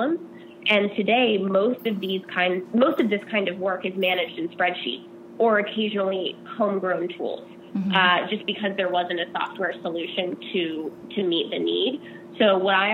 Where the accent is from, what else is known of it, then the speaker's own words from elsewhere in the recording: Seattle, Washington, United States; moved away as an adult; also born or lived in Vashon Island / New York; now in California, United States; I grew up in Seattle